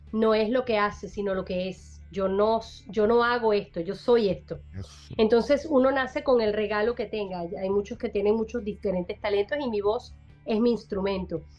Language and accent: Spanish; Venezuela; Eh, Venezuela, yo soy venezolana, mi acento, mis comidas, mis primeras veces. Mi país, mi, orgullo, mis sentimientos nacionales.